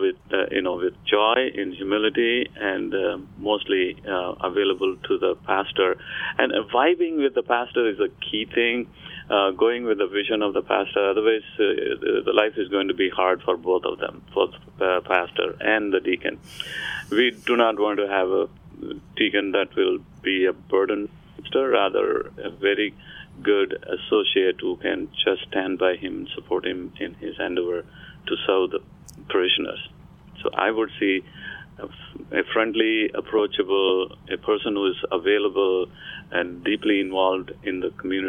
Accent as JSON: {"language": "English", "country": "India", "moved": "as an adult", "lives_now": "Florida, United States", "said": "I came from India"}